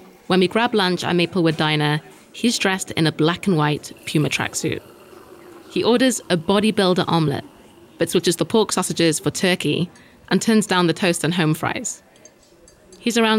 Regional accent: United Kingdom; us Brits have our own problems

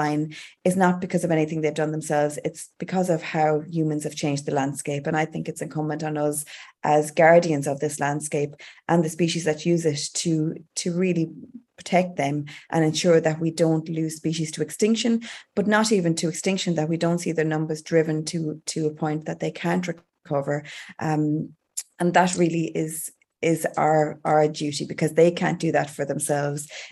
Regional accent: Galway, Connacht, Ireland; growing up in Galway

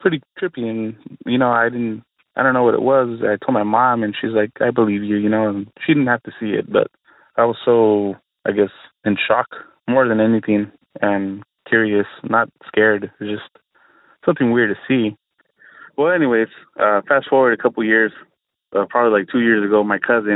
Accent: San Diego, California, United States; I'm from San Diego, California.

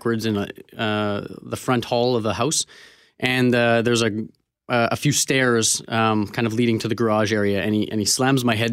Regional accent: Canada; being Canadian

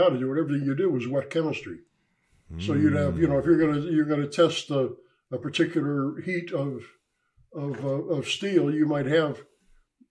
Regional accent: Cleveland, Ohio, United States; Grew up in Cleveland, Ohio, a neighborhood called Collinwood

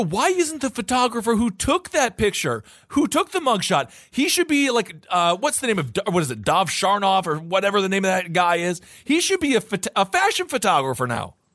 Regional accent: Wisconsin, United States; growing up in Wisconsin

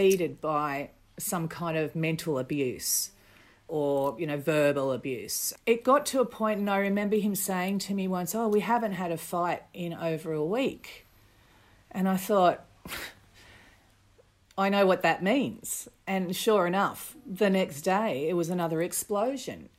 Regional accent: Botany, New South Wales, Australia; I grew up in Botany, in New South Wales

